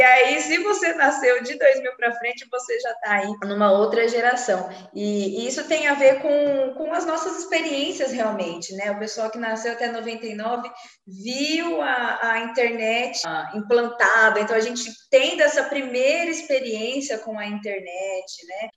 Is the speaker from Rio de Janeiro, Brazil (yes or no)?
no; interior of São Paulo, Brazil; moved away; eu sou do interior de São Paulo